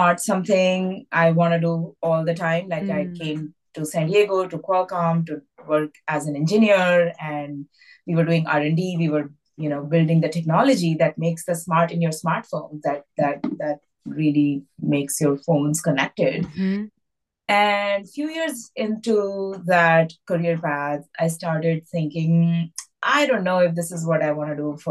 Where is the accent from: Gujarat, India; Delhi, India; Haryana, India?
Delhi, India; moved away as an adult; now in United States; I grew up in Delhi and I was a very academic child